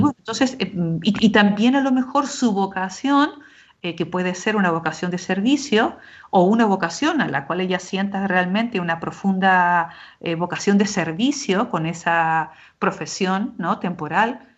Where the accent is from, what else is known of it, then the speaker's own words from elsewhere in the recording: Argentina; also born or lived in Jerusalem; now in Spain; tanto en Argentina, de donde yo soy natural, como en España, donde vivo o, o ahora, ¿verdad? Aquí en Jerusalén, estudiando este tiempo